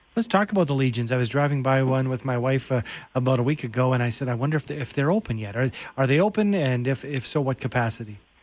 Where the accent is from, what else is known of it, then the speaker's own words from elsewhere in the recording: Canada; my uh, pride as a Canadian